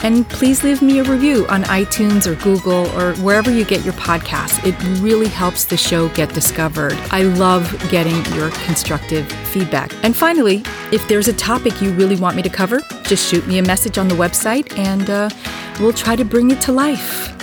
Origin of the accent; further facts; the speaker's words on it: New Jersey, United States; accent: Jersey; my Jersey accent